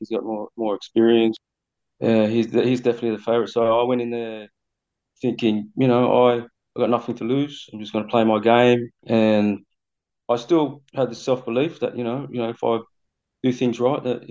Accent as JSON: {"language": "English", "town": "Sydney", "region": "New South Wales", "country": "Australia", "tie": "born or raised there", "said": "Sydney's my hometown"}